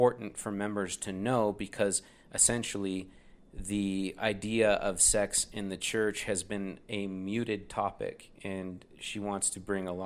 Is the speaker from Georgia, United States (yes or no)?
no; Utah, United States; also born or lived in Indiana; I claim Utah. I mean, we moved here when I was 11